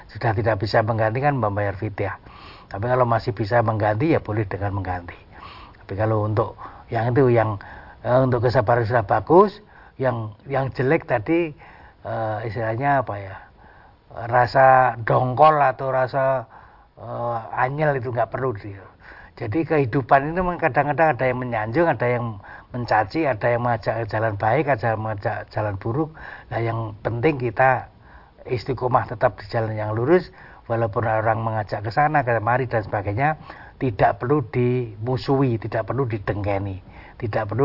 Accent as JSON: {"language": "Indonesian", "region": "Java", "country": "Indonesia", "said": "kalau kita orang Jawa itu dukun"}